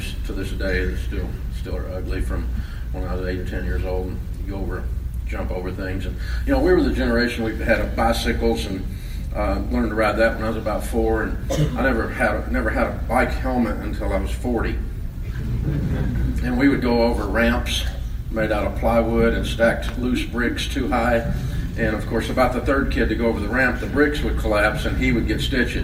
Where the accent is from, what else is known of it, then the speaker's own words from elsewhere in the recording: Antioch, Tennessee, United States; also born or lived in Maryville, Tennessee; I was born in Merville, Tennessee. If you're a Yankee, that's spelled Maryville. In the hills of East Tennessee. Mom and Daddy moved here when I was 3, and I grew up in Antioch on the other side of the tracks